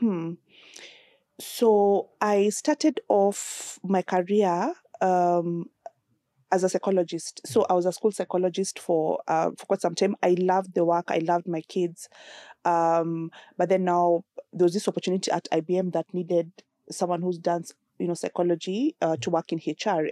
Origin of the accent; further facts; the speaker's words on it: Nakuru, Nakuru County, Kenya; I grew up in Nakuru on a farm